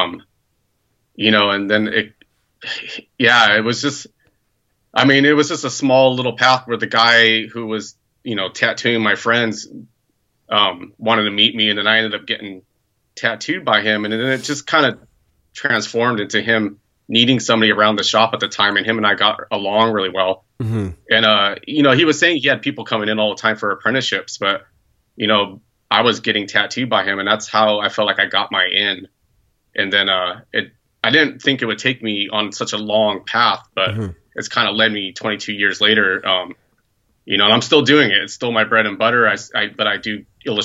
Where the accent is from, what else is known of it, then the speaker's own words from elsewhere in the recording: Santa Cruz Mountains, California, United States; I grew up in the Santa Cruz Mountains, not really necessarily in the town of Santa Cruz